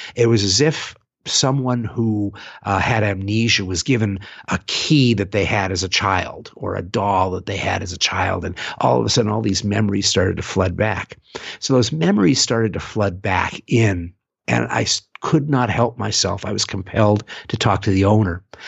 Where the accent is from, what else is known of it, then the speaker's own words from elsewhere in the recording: San Francisco, California, United States; my hometown of San Francisco